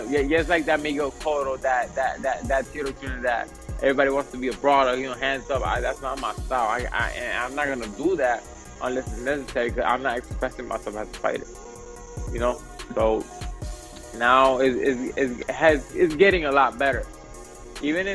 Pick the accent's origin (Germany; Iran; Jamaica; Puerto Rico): Puerto Rico; also born or lived in New York City, United States; I was born in New York, but I was kind of raised in Puerto Rico. So, yeah, I'm a New York Rican